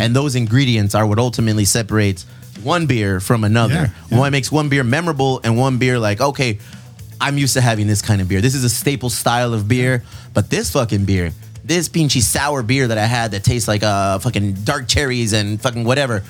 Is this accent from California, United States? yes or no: yes; Chula Vista, California, United States; We're, we're from Chula Vista. We're from South San Diego